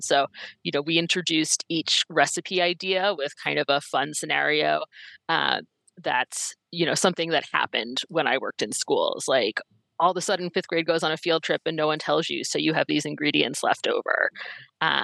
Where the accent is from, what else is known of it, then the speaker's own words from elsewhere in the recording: East Coast, United States; now in Minnesota, United States; I'm originally from the East Coast, so I bring that East Coast uh, frankness